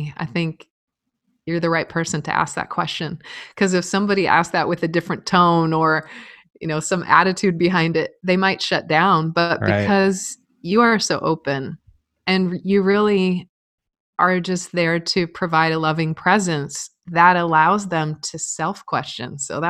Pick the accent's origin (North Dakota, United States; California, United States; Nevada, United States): Nevada, United States; Reno; Reno, Nevada. And no siblings.